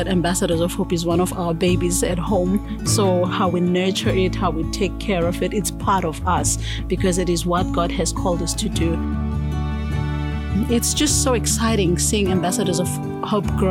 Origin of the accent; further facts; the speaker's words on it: Jeffreys Bay, Eastern Cape, South Africa; moved away as an adult; now in Eswatini; I'm from Jeffreys Bay, that's my hometown